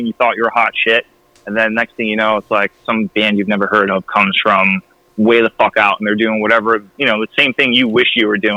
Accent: Massachusetts, United States; I'm from Mass

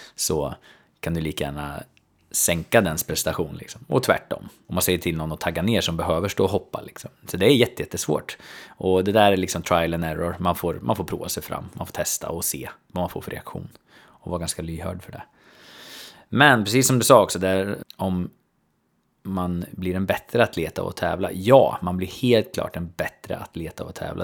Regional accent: Söderköping, Östergötland, Sweden; min hemstad, alltså Söderköping

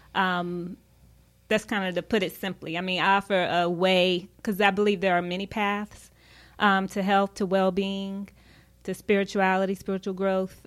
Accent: Charlotte, North Carolina, United States; moved away as an adult; also born or lived in Tampa, Florida / Washington, DC area; I'm originally from Charlotte

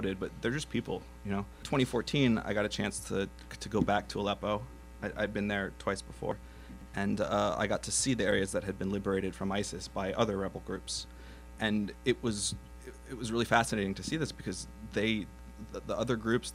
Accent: New Jersey, United States; also born or lived in New York / France; I was born in New York and I moved to Jersey when I was pretty young, and so I mostly grew up in Jersey

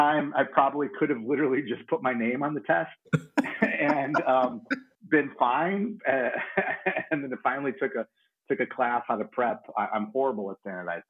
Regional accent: Chicago, Illinois, United States; I was born and raised in Chicago.

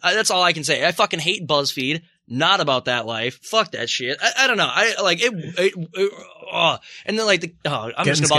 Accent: Minnesota, United States; I'm from Minnesota

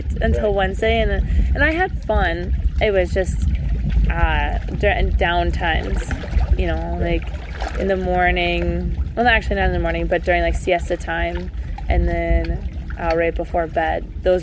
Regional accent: Hibbing, Minnesota, United States; I was born and raised in Hibbing, Minnesota

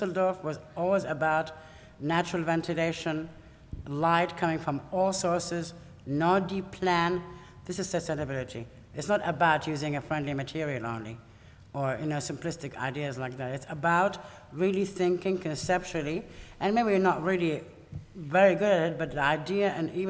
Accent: Iraq; moved away; I come from Iraq

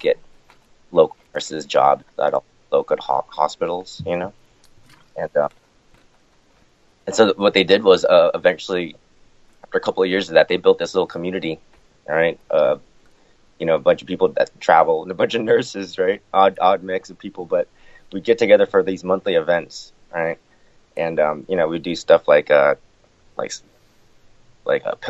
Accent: Florida, United States; I was born in Florida

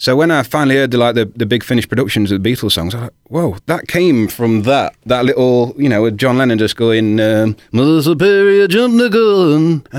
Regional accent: Sutton-in-Ashfield, East Midlands, United Kingdom; also born or lived in King's Mill; I was born in good old King's Mill. But I was brought up on Sutton Junction, that estate there, you know, it used to be the Cardinal. I was brought up there, so I was a Sutton man, really.

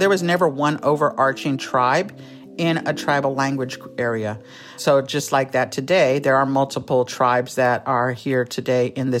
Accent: Oakland, California, United States; I was actually born in Oakland Hospital on East 14th, which is now International Boulevard. And so growing up in Oakland was different.

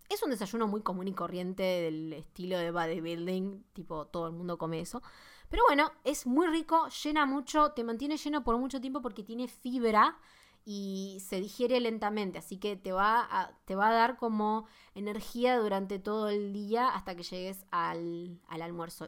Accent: Argentina; vivimos en Argentina, por si no saben, soy de Argentina

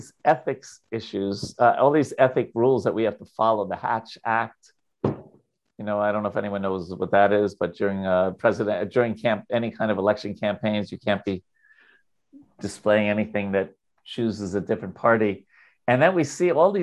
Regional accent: New York, United States; I'm a Jew from New York

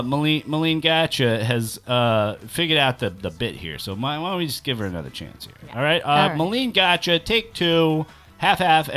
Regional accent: East Coast, United States; accent: East Coast; moved away; I'm from the East Coast

